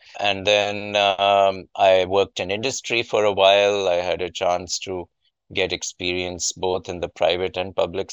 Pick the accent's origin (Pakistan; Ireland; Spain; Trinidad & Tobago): Pakistan; moved away as an adult; now in United States; as a child growing up in Pakistan, I had a small kind of improvised lab in our house